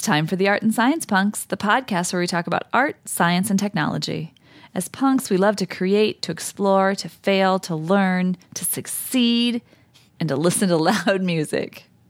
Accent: Midwest, United States; me being a Midwesterner

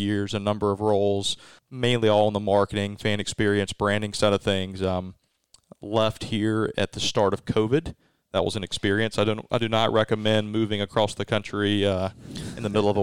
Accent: Mississippi, United States; also born or lived in Winston-Salem, North Carolina; now in Starkville, United States; being a third-generation Mississippi State graduate, growing up in Mississippi, all my experience was Mississippi State

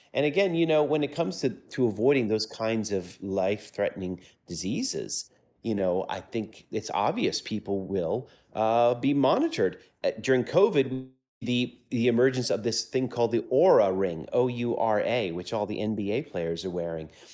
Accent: United States; I grew up in the States, in the United States

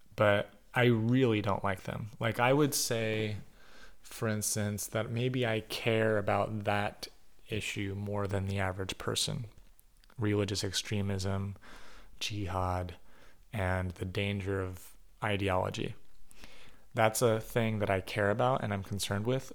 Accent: United States; as an American

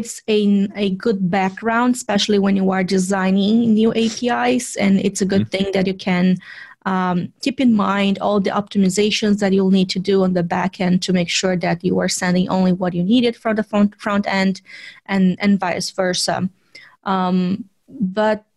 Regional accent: Vitória, Espírito Santo, Brazil; moved away as an adult; also born or lived in São Paulo, Brazil; now in United States; I was still living in Vitória. Which is my hometown in Brazil

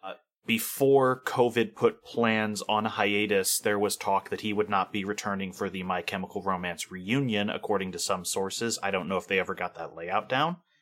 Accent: California, United States; I am from California

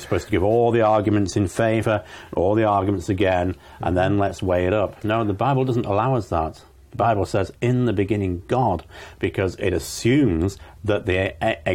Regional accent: Manchester, North West England, United Kingdom; moved away; I was born and brought up in England

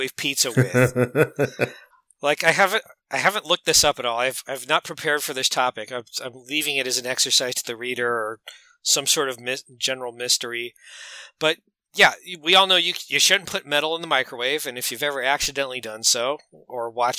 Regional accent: United States; I'm an American

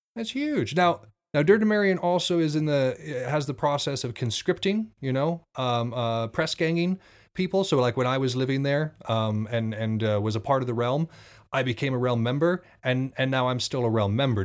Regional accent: Montana, United States; I come from the Northwest, y'all. I come from Montana specifically. At night, it gets real quiet here

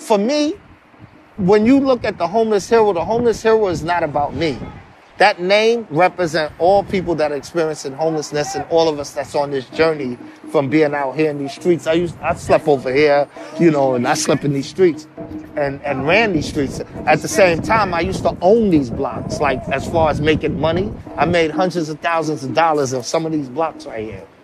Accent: New York City, New York, United States; My family is situated from Harlem, but I grew up in the Bronx and Harlem.

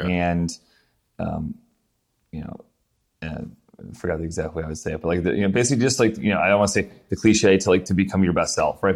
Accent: Syracuse, New York, United States; moved away as an adult; also born or lived in Pinehurst; I grew up in Syracuse, New York, and then I was in the army, so moved around.

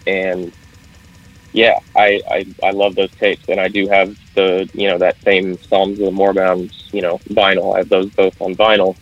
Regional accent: central Kansas, United States; I am from Kansas. I do still live on the Kansas side, pretty close to that Missouri border over here by Kansas City. Um, but yeah, no, I'm not from the KC area. I'm from further into the center

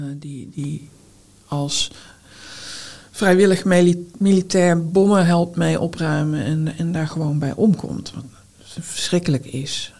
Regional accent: North Brabant, Netherlands; now in Utrecht, Netherlands; als Brabantse auteur

